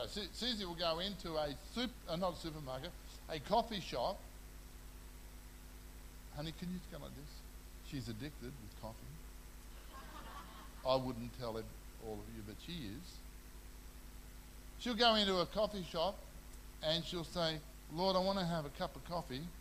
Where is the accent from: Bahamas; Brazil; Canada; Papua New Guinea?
Papua New Guinea; I grew up in New Guinea.